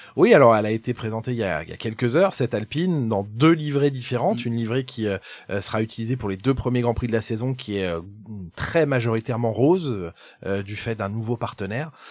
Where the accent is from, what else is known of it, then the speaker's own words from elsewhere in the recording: Rennes, Brittany, France; also born or lived in Quimper; Je suis un jeune provincial breton, je suis né à Rennes, j'ai fait mes études à, Quimper